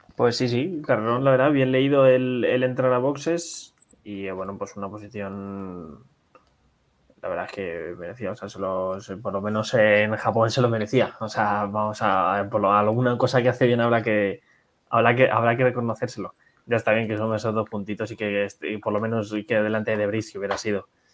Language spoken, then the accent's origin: Spanish; Spain; como aficionados españoles que somos